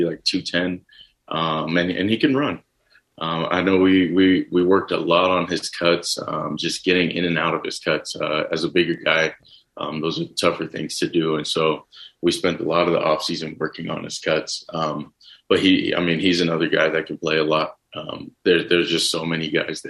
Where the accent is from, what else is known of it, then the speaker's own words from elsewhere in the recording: Texas, United States; growing up in Texas, I watch football, you know, as much as I can